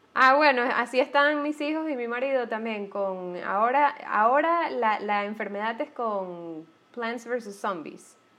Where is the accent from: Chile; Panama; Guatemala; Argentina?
Panama; moved away; also born or lived in Guayaquil; yo soy panameña